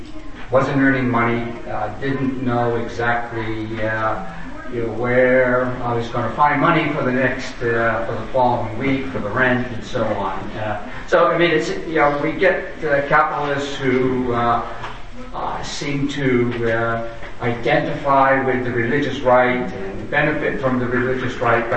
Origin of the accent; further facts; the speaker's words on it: San Francisco, California, United States; I'm from San Francisco.